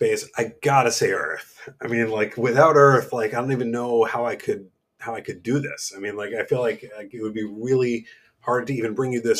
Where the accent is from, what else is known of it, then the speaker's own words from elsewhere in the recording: New York, United States; moved away; the place that like comes to mind first for me is got to be New York, my hometown.